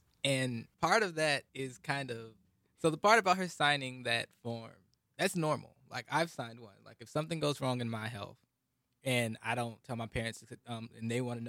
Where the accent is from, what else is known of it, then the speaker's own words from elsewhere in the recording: Atlanta, Georgia, United States; I grew up in Atlanta.